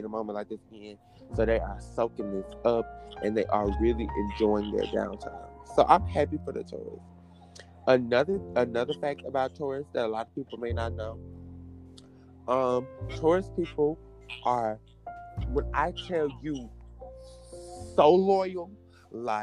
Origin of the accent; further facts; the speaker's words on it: Columbia, United States; I'm from Columbia